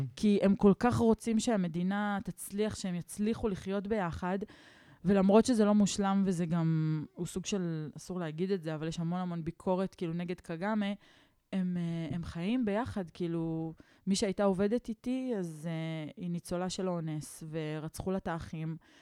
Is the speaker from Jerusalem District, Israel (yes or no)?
yes; Neve Shalom, Jerusalem District, Israel; כשעברנו לנווה שלום, כשהייתי בת שבע